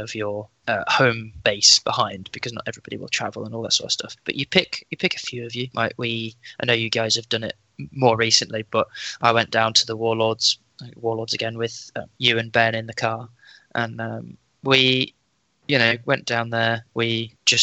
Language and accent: English; Leicester, East Midlands, United Kingdom; moved away as an adult; I'm from Leicester originally.